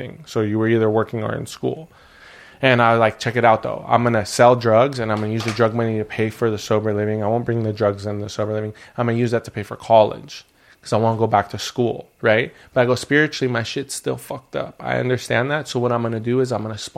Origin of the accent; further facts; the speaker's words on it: Burbank, California, United States; I grew up in Burbank